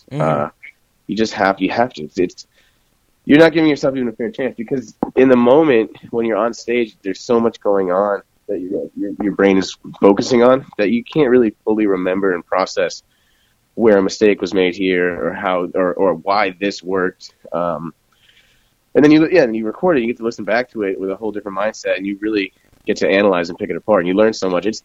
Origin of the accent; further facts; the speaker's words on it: Chicago, Illinois, United States; now in Chicago, United States; I'm kind of from Chicago anyway, and all of my family's there.